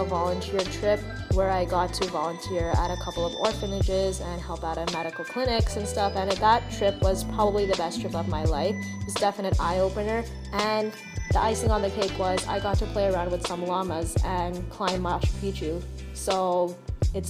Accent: Toronto, Ontario, Canada; I hail from Toronto, born and raised

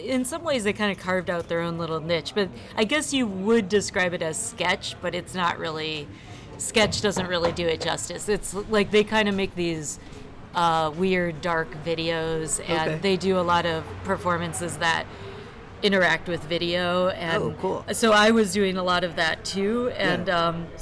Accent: Chicago, Illinois, United States; moved away as an adult; also born or lived in Milwaukee; now in Baltimore, United States; I grew up in Chicago. I lived in Milwaukee for 10 years, went to art school here

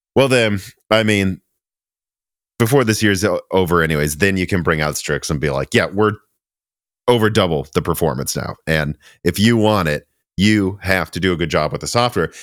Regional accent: Minnesota, United States; now in Nashville, United States; I'm from Minnesota

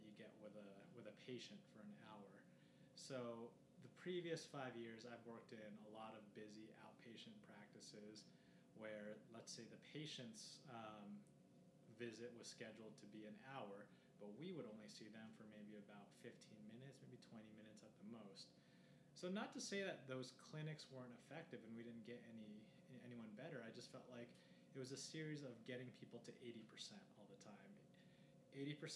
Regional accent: Los Angeles, California, United States; moved away as an adult; also born or lived in San Diego, California / San Luis Obispo, California; now in Denver, United States; a guy that grew up in, Los Angeles

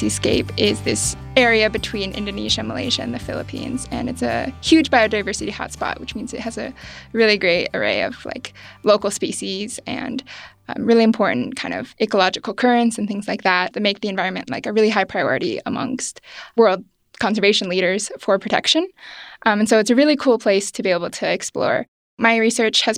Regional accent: Oregon, United States; moved away; I grew up in Oregon

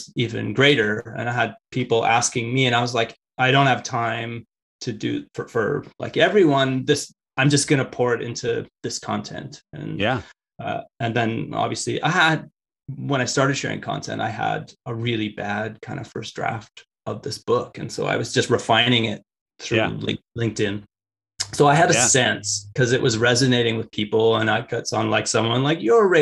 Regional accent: Richmond, British Columbia, Canada; I grew up in Richmond. That's where the airport is.

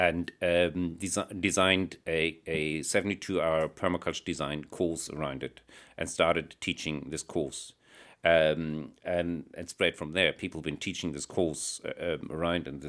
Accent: Germany; moved away as an adult; also born or lived in Netherlands / Italy; now in Northern Ireland, United Kingdom; I grew up in Germany

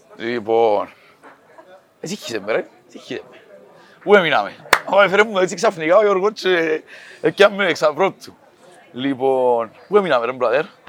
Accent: Cyprus; είμαι από την Κύπρο

